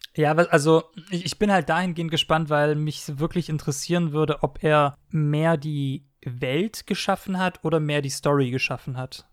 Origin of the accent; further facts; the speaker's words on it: Stuttgart, Baden-Württemberg, Germany; ich, bin ja Stuttgarter